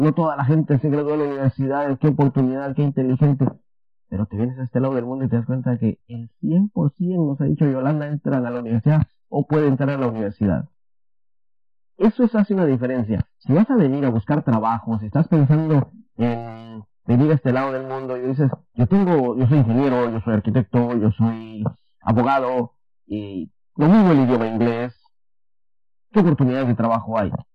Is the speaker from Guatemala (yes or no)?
yes; Guatemala; now in Taiwan; Yo soy de Guatemala.